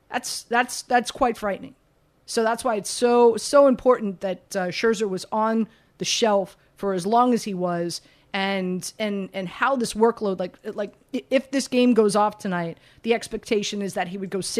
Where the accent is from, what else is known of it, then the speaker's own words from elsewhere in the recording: Miami, Florida, United States; I'm from Miami, grew up, you know, born and raised in Miami